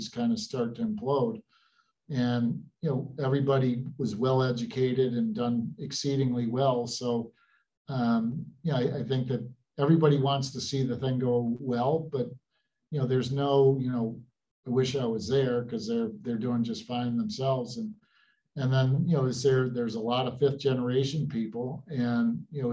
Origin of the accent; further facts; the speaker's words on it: Utica, New York, United States; Growing up in Utica area, I'm one of six